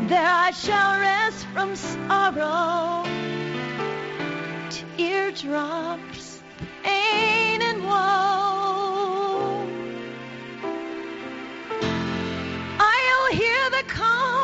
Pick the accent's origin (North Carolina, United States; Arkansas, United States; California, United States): Arkansas, United States; We're from Arkansas